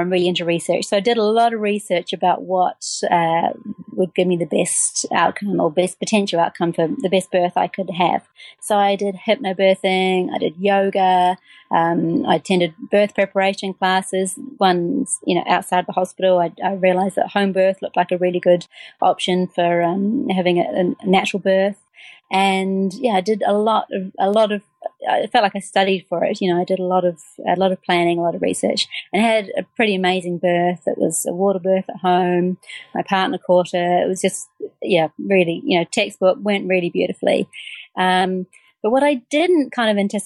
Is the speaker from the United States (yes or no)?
no; New Zealand; moved away as an adult; also born or lived in United Kingdom / Nepal; now in Sunshine Coast, Australia; I'm originally from New Zealand. I spent the first 24 years of my life there.